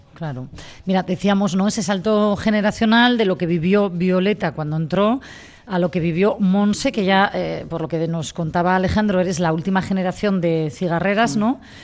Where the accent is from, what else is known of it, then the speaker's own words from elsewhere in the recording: Gijón, Asturias, Spain; este Gijón que tanto amamos, los que somos de aquí